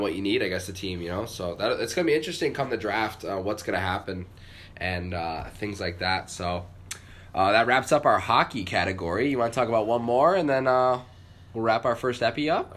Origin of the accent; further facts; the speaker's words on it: San Jose, California, United States; also born or lived in Los Gatos; I was born in San Jose